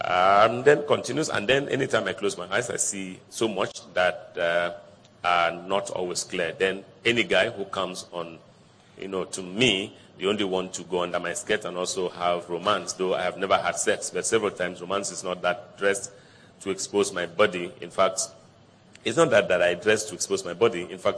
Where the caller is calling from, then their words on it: Ogun State, Nigeria; Ogun State … …. I'm 21 years, and I come from Ogun State, Nigeria, right from when I was 8 years old